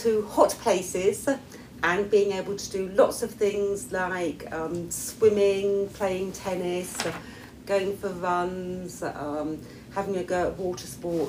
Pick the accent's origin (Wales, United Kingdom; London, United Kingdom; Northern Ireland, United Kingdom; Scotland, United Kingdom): London, United Kingdom; moved away as an adult; now in Switzerland; I come from England, from South London.